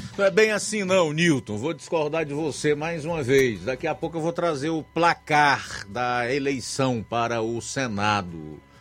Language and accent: Portuguese; Ceará, Brazil; nós, como cearenses, que amamos a democracia